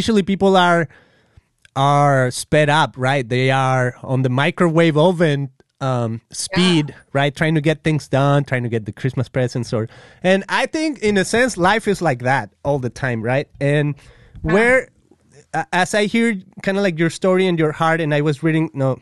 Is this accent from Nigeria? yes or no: no; Guadalajara, Jalisco, Mexico; moved away as an adult; I'm from Guadalajara, yes. Mexico, and it's kind of like central Mexico and to the west